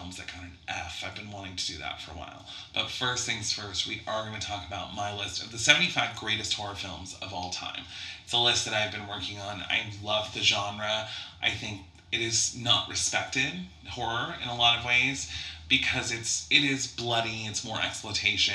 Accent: Coeur d'Alene, Idaho, United States; also born or lived in Michigan; now in Spokane, United States; I'm from Coeur d'Alene, Idaho, which is just right outside of Spokane, Washington

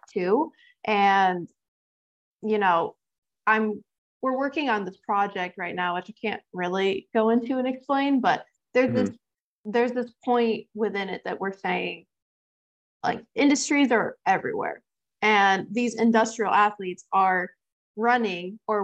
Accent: New York, United States; moved away as an adult; also born or lived in Fremont, California; I'm from New York

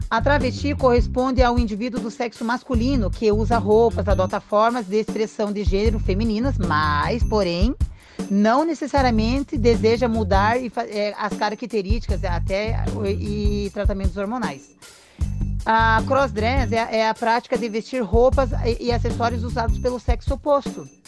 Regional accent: Matinhos, Paraná, Brazil; also born or lived in Piraquara; Porque eu sou nascida em Piraquara, mas morei boa parte do meu tempo em Matinhos.

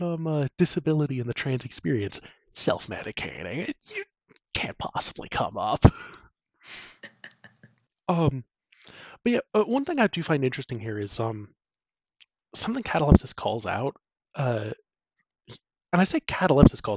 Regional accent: United States; as an American

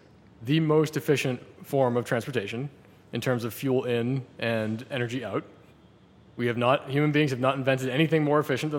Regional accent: Northeast, United States; moved away; I grew up in the Northeast where bikes are a little bit more appreciated.

